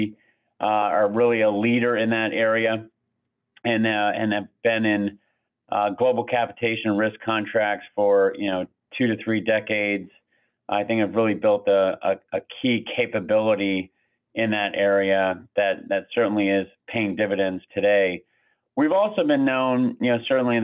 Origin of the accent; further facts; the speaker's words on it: Brattleboro, Vermont, United States; moved away as an adult; also born or lived in New Hampshire / Boston; I actually grew up in a small town in Vermont, a little town called Brattleboro, about 10,000 people.